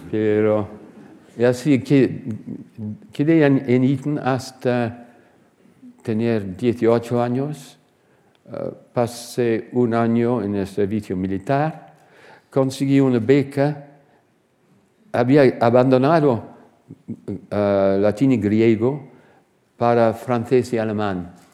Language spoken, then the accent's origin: Spanish; Surrey, South East England, United Kingdom; Spanish is a second language; also born or lived in Reading; Y así nací en Reading, pero después de dos o tres años nombraron a mi padre como ah, director de un nuevo colegio para niños de 7 eh, hasta 12 o 13 años en el condado de Surrey, unas 20 millas de, Londres.